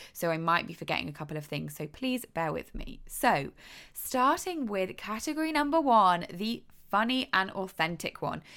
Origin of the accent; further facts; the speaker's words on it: United Kingdom; moved away as an adult; now in United States; I am British. I have not lived in America for many, many years now, maybe six or seven years